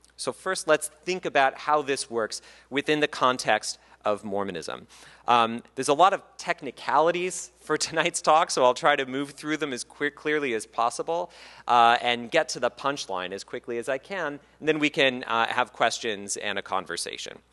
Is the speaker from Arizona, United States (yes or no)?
yes; Mesa, Arizona, United States; also born or lived in Canada; I grew up in Mesa, Arizona